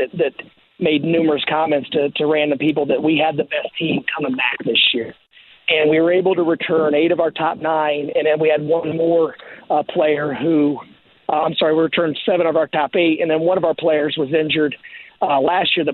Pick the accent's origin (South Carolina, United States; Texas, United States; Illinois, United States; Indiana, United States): Indiana, United States; Terre Haute; I was born in Terre Haute